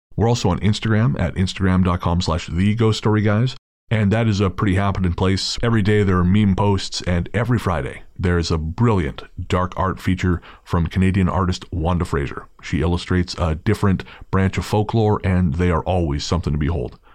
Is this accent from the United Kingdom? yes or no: yes; England, United Kingdom; we are English